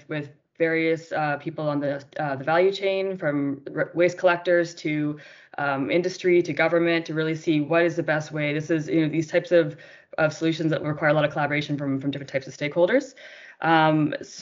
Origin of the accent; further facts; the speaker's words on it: Canada; moved away as an adult; now in Colombia; I'm from Canada, and I moved to Colombia, oh my gosh, I guess almost 4 years ago now